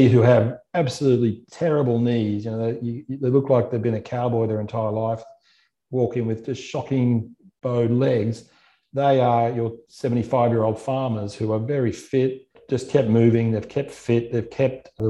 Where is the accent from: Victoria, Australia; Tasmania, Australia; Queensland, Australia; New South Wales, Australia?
Queensland, Australia; Gold Coast; I grew up on the Gold Coast. My parents live here